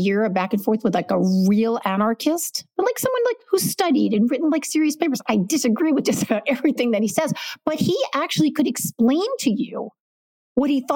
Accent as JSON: {"language": "English", "town": "New York City", "region": "New York", "country": "United States", "also_born_or_lived": "Los Angeles / Portland", "moved": "as an adult", "said": "I'm from New York City."}